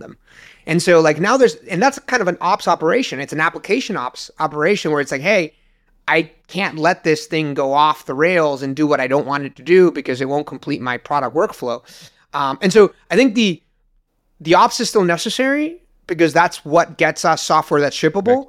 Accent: Uruguay; moved away as an adult; now in United States; I moved from Uruguay to the U S and, uh, to go to college.

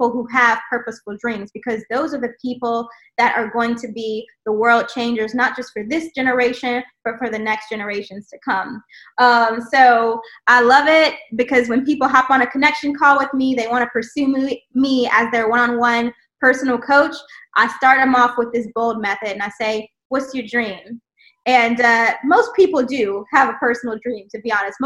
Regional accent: the South, United States; I grew up in the South

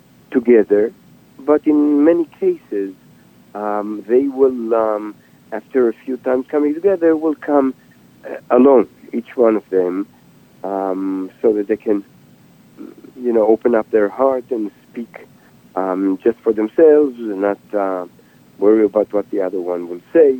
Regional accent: Israel; now in United States; I was born and raised in Israel

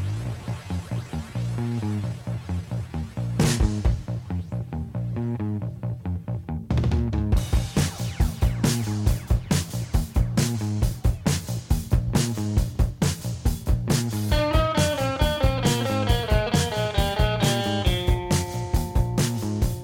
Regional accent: Mississippi, United States; As a little girl growing up in Mississippi

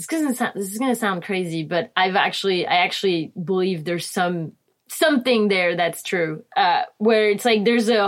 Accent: Réunion; English is a second language; also born or lived in Cannes, France / France; now in California, United States; So I grew up in Reunion Island, which is a small island off the coast of Madagascar.

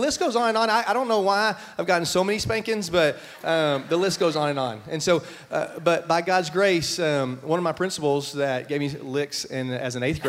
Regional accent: Brady, Texas, United States; also born or lived in Lubbock, Texas; I got to go back to my hometown.

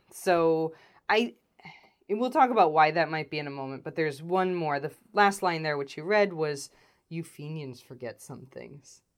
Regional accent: United States; as American people

